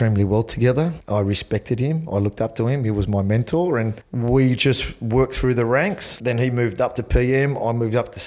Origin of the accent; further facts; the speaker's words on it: Sydney, New South Wales, Australia; born and raised in Sydney. Grew up in Chatswood.